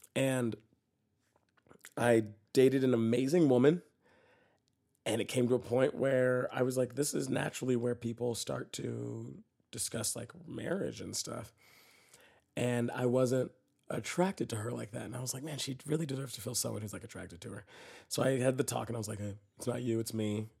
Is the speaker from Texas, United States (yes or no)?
yes; Dallas, Texas, United States; moved away; I'm from Dallas, Texas, right? And I grew up in a pretty conservative Christian home